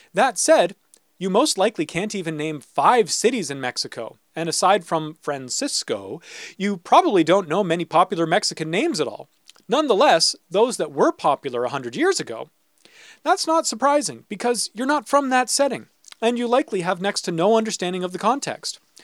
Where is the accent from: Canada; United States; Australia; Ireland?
Canada; St. Catharines, Ontario; my hometown is Saint Catharines